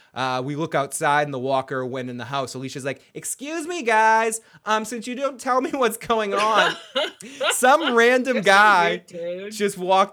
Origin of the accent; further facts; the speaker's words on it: Boston, Massachusetts, United States; We're from Boston.